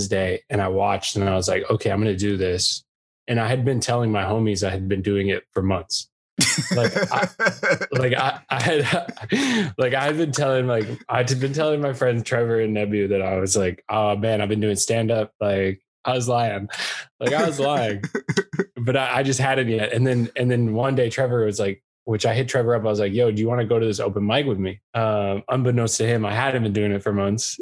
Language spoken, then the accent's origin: English; Canada; moved away as an adult; now in United States; I'm Canadian